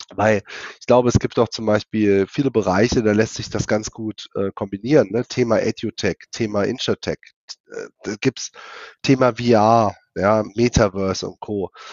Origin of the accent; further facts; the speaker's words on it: Germany; bei uns in Deutschland